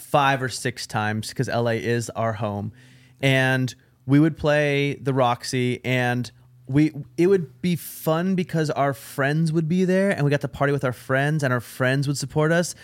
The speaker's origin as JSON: {"language": "English", "town": "Portland", "region": "Oregon", "country": "United States", "said": "me, Judah, and Duck were all from Portland, Oregon."}